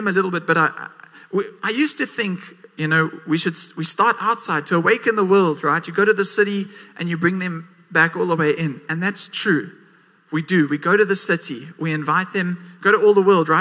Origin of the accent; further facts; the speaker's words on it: Port Elizabeth, Eastern Cape, South Africa; I was born and raised in PE. I'm still here.